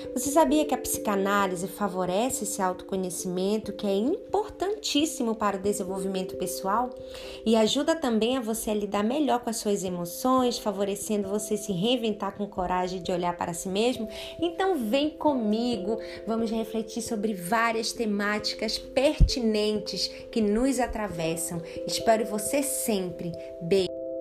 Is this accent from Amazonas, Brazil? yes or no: yes; Manaus, Amazonas, Brazil; now in Criciúma, Brazil; moro em Criciúma, Santa Catarina, mas sou natural de Manaus, Amazonas.